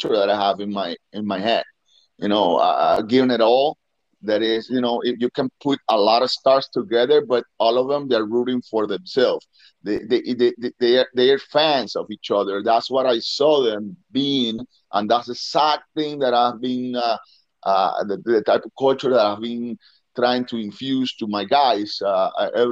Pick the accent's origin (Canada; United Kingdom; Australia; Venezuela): Venezuela; moved away; in Venezuela, back in my hometown